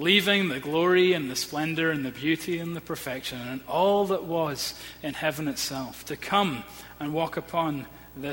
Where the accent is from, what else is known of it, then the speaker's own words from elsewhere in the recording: Edinburgh, Scotland, United Kingdom; I grew up in Edinburgh, we had a very close-knit family